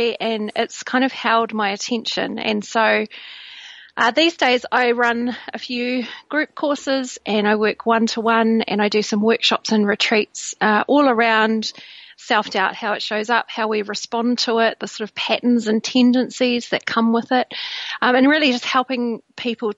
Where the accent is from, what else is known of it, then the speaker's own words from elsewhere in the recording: New Zealand; now in Bristol, United Kingdom; I was born in New Zealand, but I live in Bristol, and I've lived in the UK for many, many years